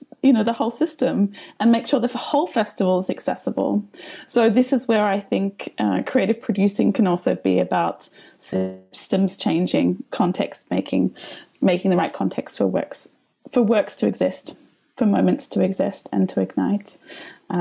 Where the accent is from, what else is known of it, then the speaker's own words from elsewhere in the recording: Melbourne, Victoria, Australia; now in Riga, Latvia; My accent comes from the lands of the Wurundjeri and the Bunurong people of the Kulin Nations in a place called Naam. Most other people know it as Melbourne, Australia.